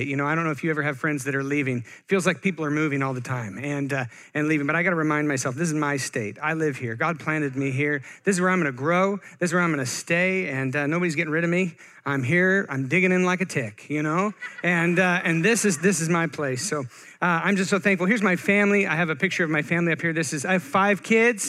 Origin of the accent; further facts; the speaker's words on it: Bend, Oregon, United States; also born or lived in Eugene, Oregon; I am born and raised Oregonian